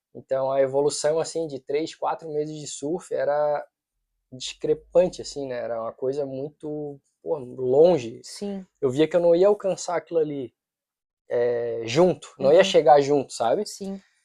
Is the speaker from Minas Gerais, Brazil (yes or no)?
no; Florianópolis, Santa Catarina, Brazil; eu nasci em Floripa, sou mané da ilha